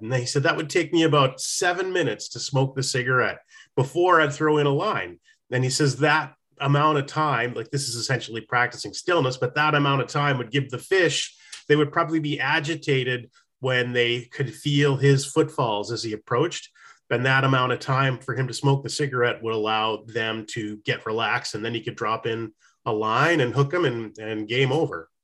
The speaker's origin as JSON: {"language": "English", "region": "New Hampshire", "country": "United States", "tie": "born or raised there", "said": "growing up in New Hampshire, there was this little teeny stream"}